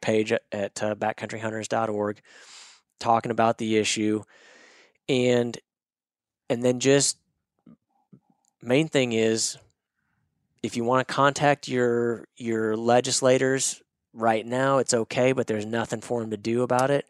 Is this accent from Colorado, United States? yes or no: no; Northwest Arkansas, United States; I grew up in Northwest Arkansas.